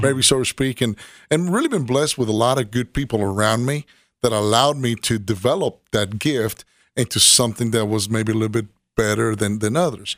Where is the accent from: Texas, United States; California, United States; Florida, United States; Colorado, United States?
Florida, United States; Miami; now in Tennessee, United States; grew up in Miami, Florida